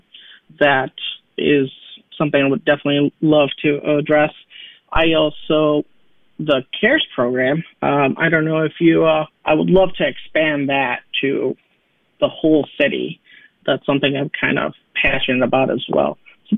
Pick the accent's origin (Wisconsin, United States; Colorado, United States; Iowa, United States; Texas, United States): Wisconsin, United States; Delavan; also born or lived in Williams Bay, Wisconsin; now in Madison, United States; I actually immigrated to the United States when I was about 7 years old. I grew up primarily in Delavan, Wisconsin, and Williams Bay, Wisconsin